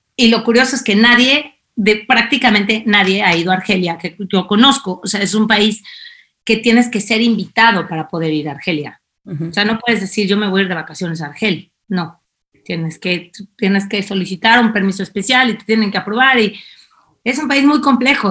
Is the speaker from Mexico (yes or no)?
yes; Mexico City, Mexico; moved away as an adult; also born or lived in Algiers, Algeria; now in Spain; yo soy la mexicana chilanga aquí